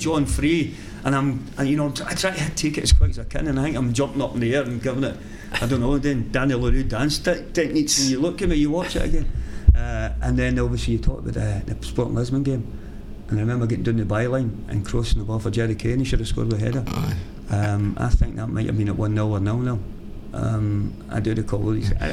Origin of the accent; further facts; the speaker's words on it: Glasgow, Scotland, United Kingdom; the wee village, which is right at the edge of Glasgow